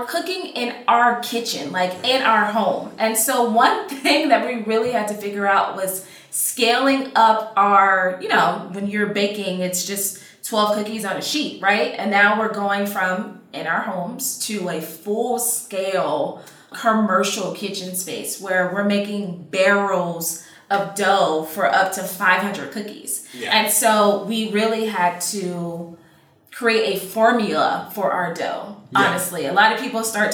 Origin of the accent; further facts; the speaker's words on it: South Florida, United States; I'm from South Florida, born and raised